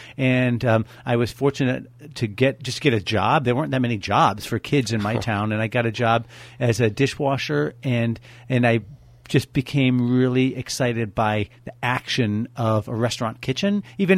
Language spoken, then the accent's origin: English; upstate New York, United States; moved away as an adult; now in Napa Valley, United States; I grew up in upstate New York.